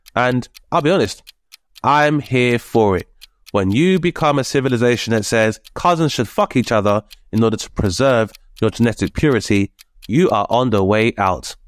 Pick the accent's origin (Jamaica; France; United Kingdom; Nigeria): United Kingdom; a, uh, child of immigrants, so the first generation immigrant within the U K